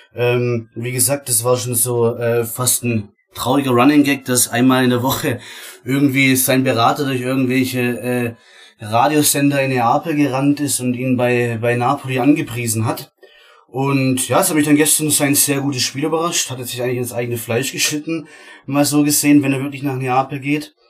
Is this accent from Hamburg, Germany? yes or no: no; Baden-Württemberg, Germany; Ich komme äh, aus Baden-Württemberg, ist nicht allzu weit